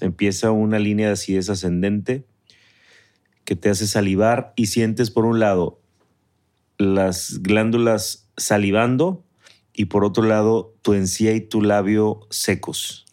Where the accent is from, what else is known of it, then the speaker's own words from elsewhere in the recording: Mexico City, Mexico; now in San Pedro Garza García, Mexico; Yo era acueducto de Guadalupe en mi infancia, en la Ciudad de México.